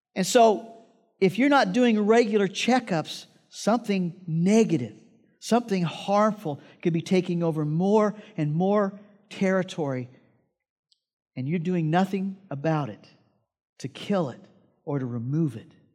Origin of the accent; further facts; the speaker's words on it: Iowa, United States; I grew up in Iowa, and I had this job